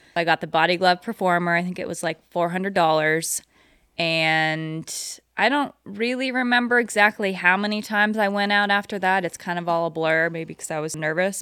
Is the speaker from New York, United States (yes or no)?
no; Pilot Hill, California, United States; I am from just down the road, actually, in Pilot Hill. It's probably fifteen minutes from where we're doing this interview